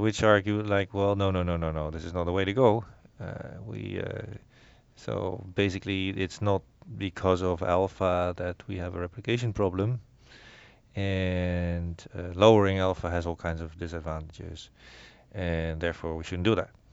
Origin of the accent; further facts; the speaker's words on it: Netherlands; moved away; I grew up in the Netherlands